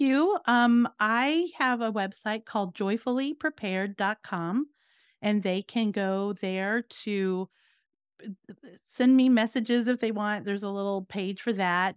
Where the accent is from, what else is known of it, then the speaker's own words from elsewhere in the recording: Virginia, United States; moved away as an adult; also born or lived in New Jersey; now in Florida, United States; I grew up in Virginia and I moved around, went to college, different things like that, but then ended up in New Jersey.